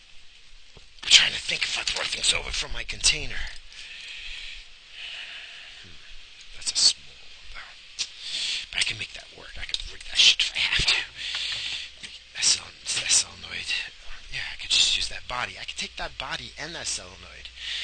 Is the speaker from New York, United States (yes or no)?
yes; New York, United States; I grew up in New York. I don't trust nobody. I'm from New York.